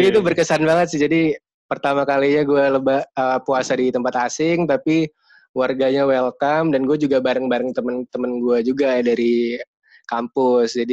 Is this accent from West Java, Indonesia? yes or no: no; Jakarta, Indonesia; now in Yogyakarta, Indonesia; karena gue sebenarnya aslinya Jakarta tapi gue tinggal di Jogja jadi gue kalau lebaran itu malah lawan arus